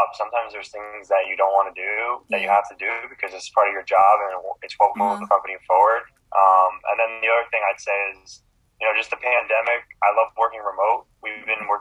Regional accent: South Florida, United States; now in New York City, United States; I like went back home to South Florida

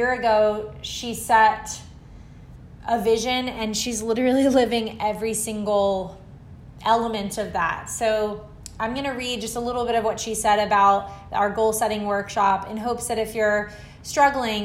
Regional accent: Alabama, United States; as a kid growing up in Alabama

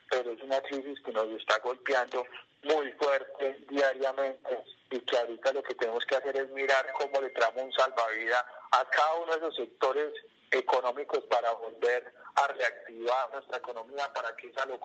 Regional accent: Quindío, Colombia; como colombianos y como quindianos

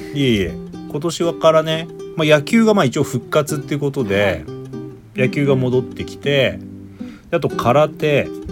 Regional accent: Shizuoka, Japan; now in Melbourne, Australia; 地元が静岡ってこともあって

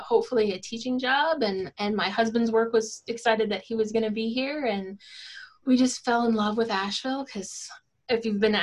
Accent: Northern Ontario, Canada; moved away as an adult; also born or lived in Michigan; now in North Carolina, United States; I grew up in Northern Ontario, and I moved to Southern Ontario for my undergrad.

